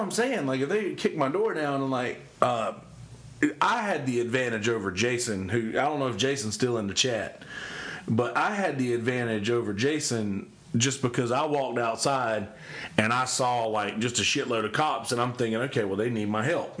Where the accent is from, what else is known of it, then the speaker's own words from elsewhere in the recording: the South, United States; I grew up in the South